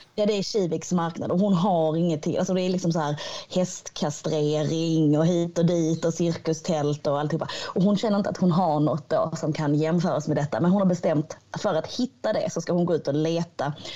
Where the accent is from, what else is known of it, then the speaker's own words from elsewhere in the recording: Hör, Skåne, Sweden; platsen där jag växte upp, eh, platsen där jag kommer ifrån